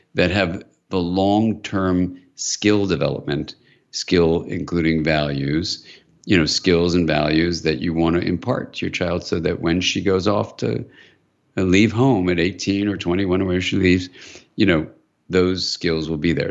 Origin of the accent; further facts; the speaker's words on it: California, United States; I'm from California